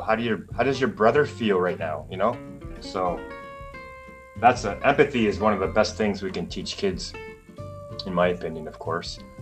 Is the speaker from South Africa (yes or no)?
no; Canada; moved away as an adult; now in Taiwan; growing up in Canada as a kid